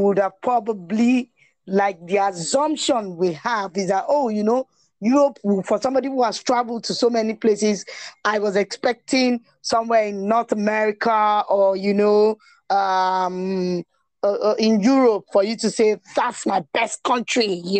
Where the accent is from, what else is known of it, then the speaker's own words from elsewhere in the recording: Nigeria; as a Nigerian, even with your Nigerian passport, you will not be harassed.